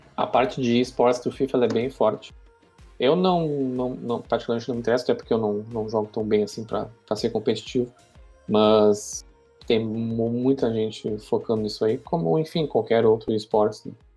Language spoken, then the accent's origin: Portuguese; Pelotas, Rio Grande do Sul, Brazil; nós que somos aqui de Pelotas